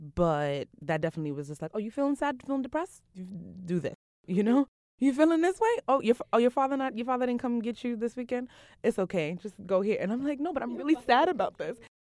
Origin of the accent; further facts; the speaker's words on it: New York City, New York, United States; I'm from Brooklyn, from Eastern New